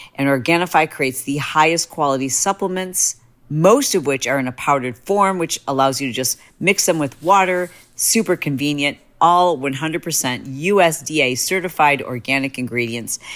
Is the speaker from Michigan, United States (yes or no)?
yes; Michigan, United States; I'm from Michigan